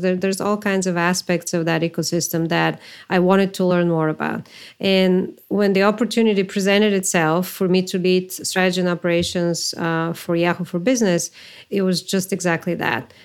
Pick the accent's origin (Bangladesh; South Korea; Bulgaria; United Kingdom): Bulgaria; moved away as an adult; also born or lived in New York; I am from Bulgaria originally.